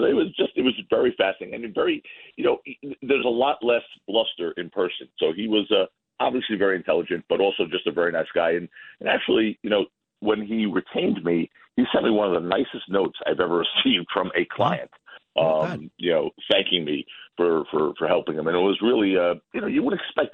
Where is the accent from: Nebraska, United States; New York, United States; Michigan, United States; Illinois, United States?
New York, United States; I'm a New Yorker